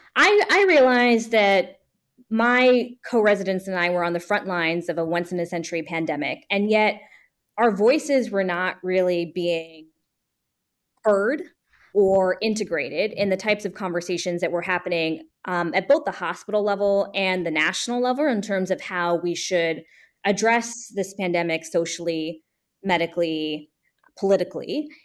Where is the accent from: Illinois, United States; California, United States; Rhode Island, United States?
California, United States; Bay Area; now in New Jersey, United States; when I was a high school student in the Bay Area, California.